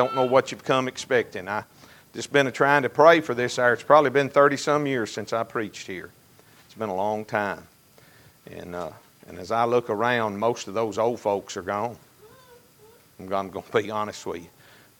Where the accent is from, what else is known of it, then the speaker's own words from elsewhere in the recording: Fountain Run, Kentucky, United States; now in Monroe County, United States; I was raised in the Fountain Run community. I was on the Barron County side, but we went to church at Fountain Run, so I knew all of those Monroe County boys from Fountain Run